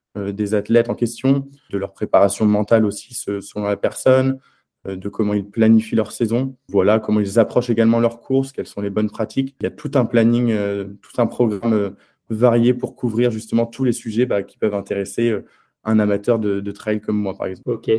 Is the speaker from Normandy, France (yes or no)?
yes; Caen, Normandy, France; moved away as an adult; also born or lived in Angers; Je suis originaire de Normandie. Euh, j'ai grandi pendant 18 ans à Caen.